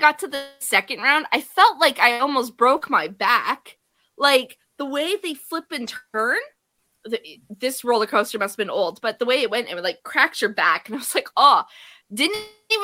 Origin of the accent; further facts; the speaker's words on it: Canada; we were from Canada